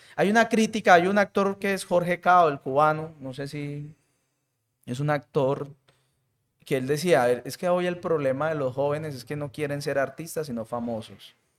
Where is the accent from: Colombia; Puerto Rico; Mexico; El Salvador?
Colombia; Colombian Caribbean coast, Caribbean Region; now in Medellín, Colombia; yo soy costeño